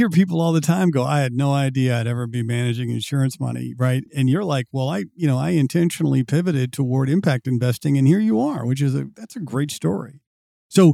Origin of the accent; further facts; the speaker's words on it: Missouri, United States; I'm from Missouri.